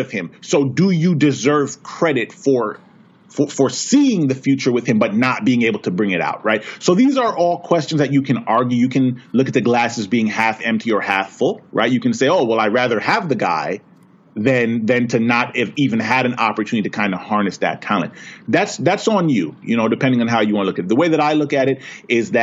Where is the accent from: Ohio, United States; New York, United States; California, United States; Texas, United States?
New York, United States; born and raised in New York